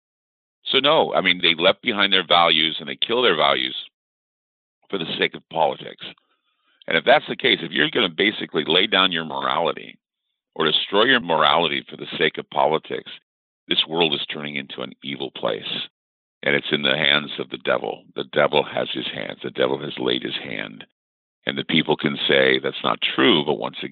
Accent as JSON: {"language": "English", "town": "Salt Lake City", "region": "Utah", "country": "United States", "tie": "born or raised there", "said": "I was born and raised in Salt Lake City, Utah."}